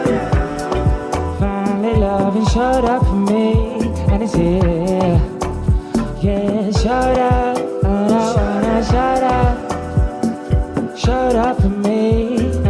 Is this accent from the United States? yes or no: no; Wolverhampton, West Midlands, United Kingdom; I'm a local lad. I grew up in Newbridge, just behind the Compton training facility